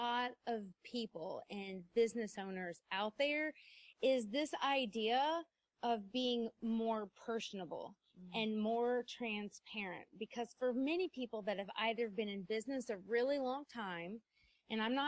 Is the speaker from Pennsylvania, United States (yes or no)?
no; South Carolina, United States; moved away as an adult; we were moving to my hometown in South Carolina.